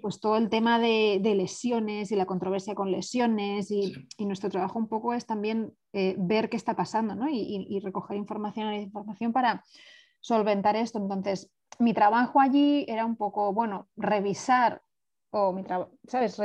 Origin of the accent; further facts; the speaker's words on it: Spain; moved away as an adult; also born or lived in Barcelona / San Antonio; yo estaba en España, soy española